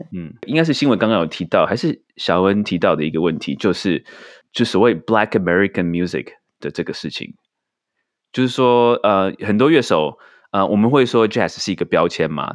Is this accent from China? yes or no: no; Taiwan; 这明明是我们台湾人发明的珍珠奶茶